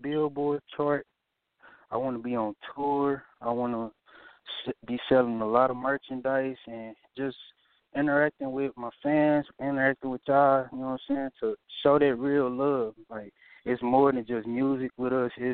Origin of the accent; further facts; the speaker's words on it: St. Louis County, Missouri, United States; I'm from St. Louis County.